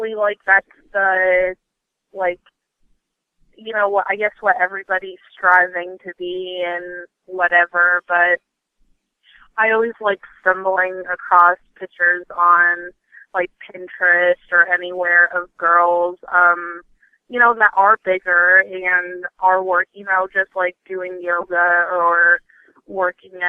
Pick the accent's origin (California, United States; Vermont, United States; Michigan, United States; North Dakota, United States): Vermont, United States; moved away; I'm originally from Vermont or whatever, and when I was there, I went to just, like, a local, like, family-owned gym